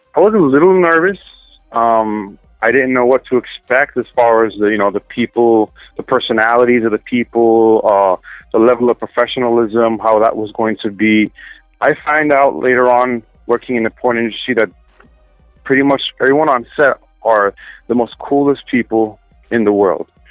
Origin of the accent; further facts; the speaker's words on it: upstate New York, United States; also born or lived in Manhattan, New York; I was born in Manhattan, raised in upstate New York